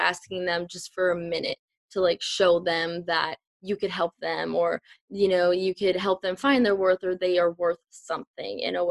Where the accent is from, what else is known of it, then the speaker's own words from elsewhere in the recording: a small town in Minnesota, United States; I grew up in a small town. Still am here.